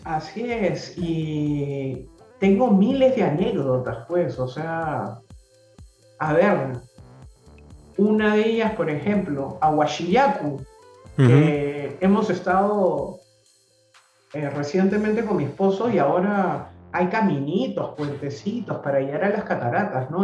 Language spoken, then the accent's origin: Spanish; Lima, Peru; also born or lived in Miraflores, Lima; yo nací en Surco